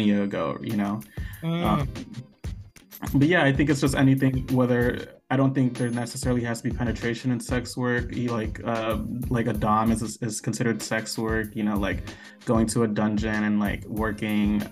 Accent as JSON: {"language": "English", "town": "San Francisco", "region": "California", "country": "United States", "said": "I'm originally from San Francisco"}